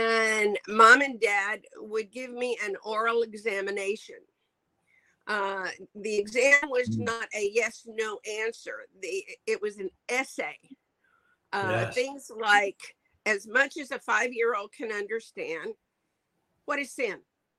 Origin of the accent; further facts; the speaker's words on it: New Mexico, United States; also born or lived in Albuquerque / Grants / La Mesa; now in Taiwan; I was born in Albuquerque, New Mexico. My dad was a pastor. He was really bivocational. We started out in Grants, and then we moved south to La Mesa, which is just outside of Las Cruces.